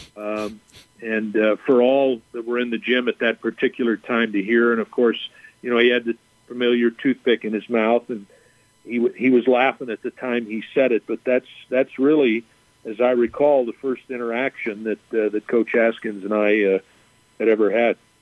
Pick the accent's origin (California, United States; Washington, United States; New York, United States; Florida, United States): California, United States; Southern; moved away as an adult; now in El Paso, United States; growing up in Southern California